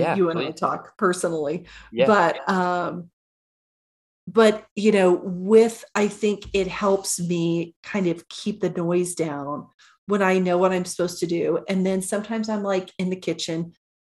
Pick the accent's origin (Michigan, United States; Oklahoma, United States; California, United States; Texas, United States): Oklahoma, United States; I grew up in Oklahoma